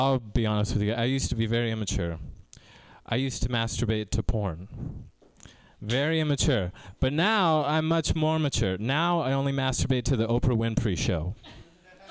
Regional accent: Tracy, California, United States; now in Mountain View, United States; I grew up in Tracy in a predominantly Spanish-speaking neighborhood

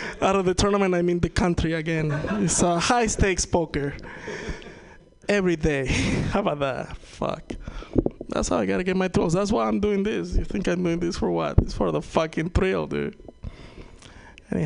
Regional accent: Venezuela; first language Spanish; English is a second language; moved away; I'm from Venezuela.

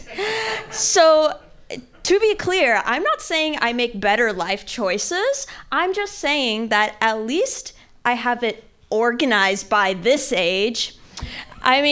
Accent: Missouri, United States; I grew up in Missouri

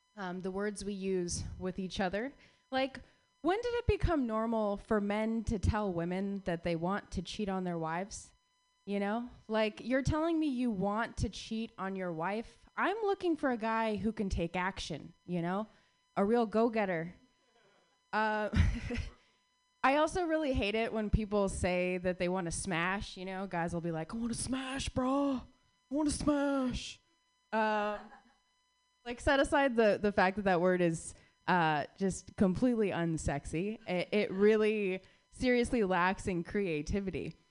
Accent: Phoenix, Arizona, United States; my hometown favorite, Long Wongs. I drove past Long Wongs, or I rode past Long Wongs rather, for 16 years in Phoenix, Arizona

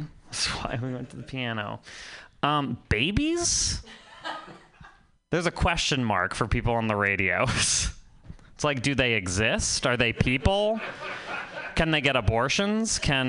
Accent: Vermont, United States; I've never seen one of those in real life before because I'm from Vermont.

